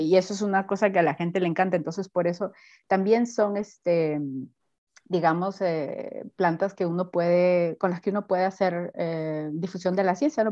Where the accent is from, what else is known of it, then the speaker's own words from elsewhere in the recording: Piura, Peru; moved away as an adult; also born or lived in Panama; now in Germany; yo soy de la costa norte, soy de Piura